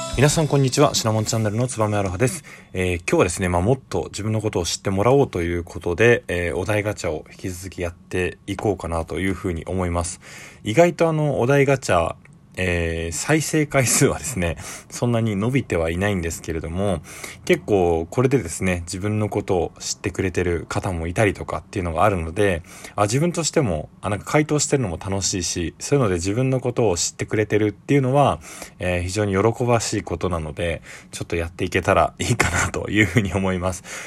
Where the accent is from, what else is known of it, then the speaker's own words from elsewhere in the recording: Tokyo, Japan; 僕は、まあ東京出身で東京で育ってるので